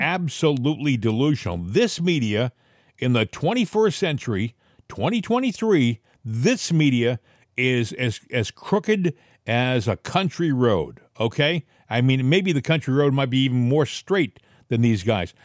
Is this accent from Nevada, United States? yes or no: no; Massachusetts, United States; I was born in Massachusetts